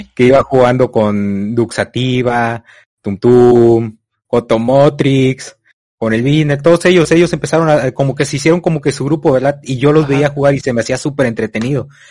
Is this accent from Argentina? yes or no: no; Tamaulipas, Mexico; Yo soy de México, Tamaulipas.